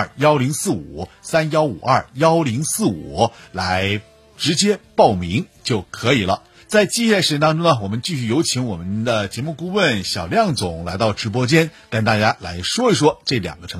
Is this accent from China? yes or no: yes; Northeast China, China; 就是很多咱东北人啊，